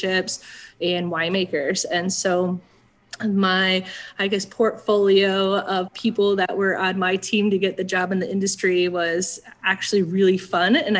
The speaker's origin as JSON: {"language": "English", "town": "Lafayette", "region": "Indiana", "country": "United States", "tie": "born or raised there", "also_born_or_lived": "Bloomington, Illinois / North Canton, Ohio / Michigan", "moved": "yes", "said": "we landed in Lafayette, Indiana. So that's where I grew up the majority of my life"}